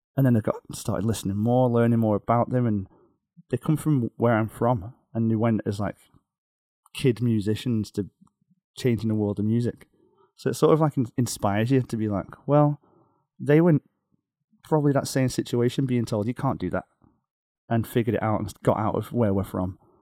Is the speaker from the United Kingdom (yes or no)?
yes; outside Liverpool, North West England, United Kingdom; now in Beijing, China; just outside Liverpool